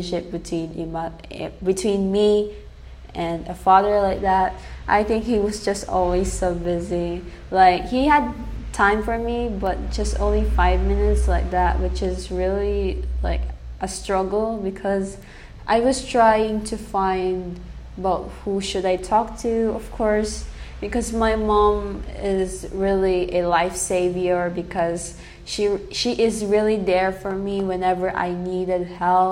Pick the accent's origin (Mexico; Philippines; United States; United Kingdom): Philippines; first language English; also born or lived in Saudi Arabia; my mom raised me here in the Philippines, but I was born in another country, which is in Saudi Arabia